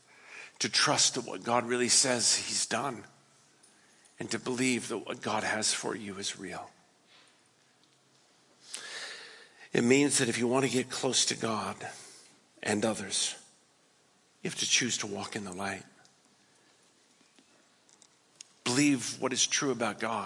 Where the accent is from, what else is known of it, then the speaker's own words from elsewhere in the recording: West Coast, United States; I'm from the West Coast